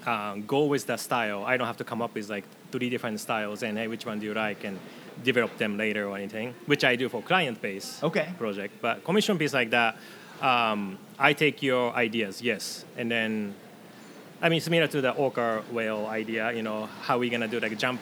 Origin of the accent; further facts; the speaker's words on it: Tokai, Japan; because Edmonds' sister city is Hekinan City, kind of by my hometown in Tokai area.